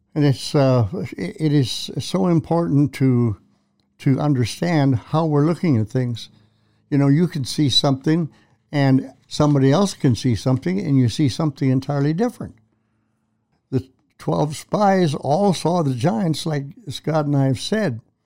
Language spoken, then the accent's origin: English; Canada; I'm a Canadian